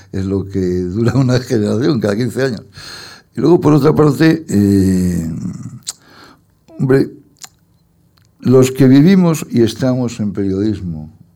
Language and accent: Spanish; Torrelodones, Community of Madrid, Spain; born there; Yo nací por una casualidad en Torrelodones, porque mis padres tenían una casa en Torredones.